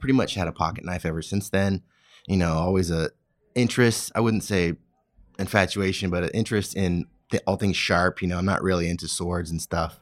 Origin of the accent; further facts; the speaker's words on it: California, United States; I grew up in California